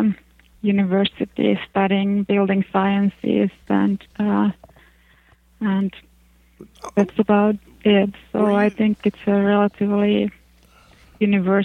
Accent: Finland; English is a second language; since I'm from Finland

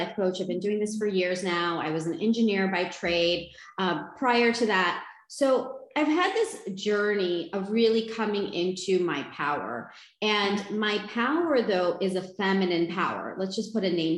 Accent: United States; I was born and raised in the United States

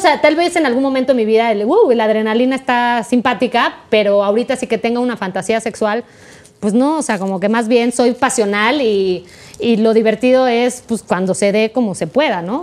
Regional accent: Mexico; first language Spanish

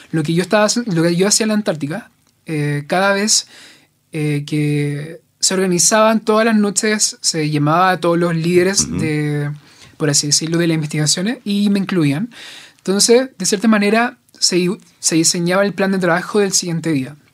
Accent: Talcahuano, Biobío, Chile; moved away as an adult; also born or lived in Santiago; Soy de Talcahuano.

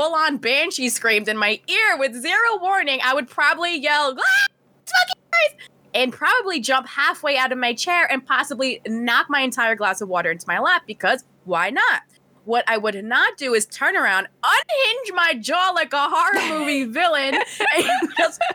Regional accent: United States; I'm American

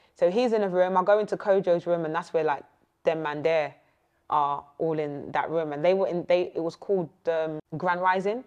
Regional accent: Essex, East of England, United Kingdom; I'm not from South. I am from Essex.

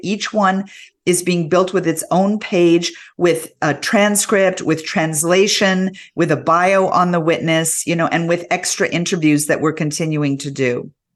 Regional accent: Canada; being a Canadian

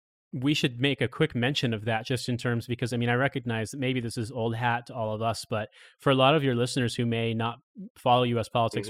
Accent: Indiana, United States; moved away; I'm from Indiana originally

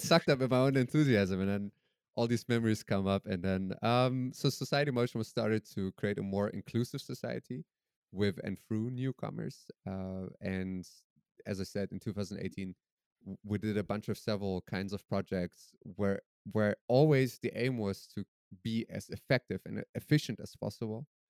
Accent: Germany; also born or lived in Iran / Netherlands; my parents fled Iran when I was three years old, and I grew up in Germany

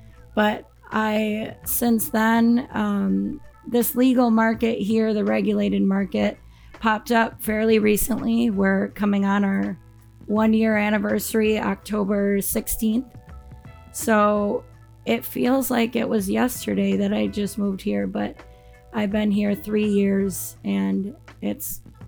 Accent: Appleton, Wisconsin, United States; moved away as an adult; now in Iron Mountain, United States; The whole reason I moved from Appleton, all my family, all my friends are there. It's a great place to grow up, a really great place to live, but cannabis was a little more important to me. So me and my partner left everything and we moved to Michigan.

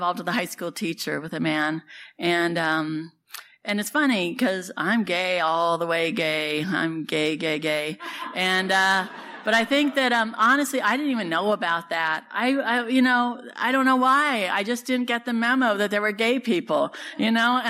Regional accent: Santa Cruz, California, United States; also born or lived in San Francisco; I was born and raised down in Santa Cruz

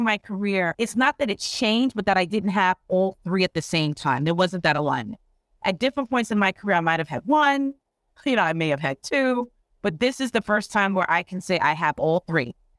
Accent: Long Island, New York, United States; I am from New York. I actually grew up and went to school on Long Island

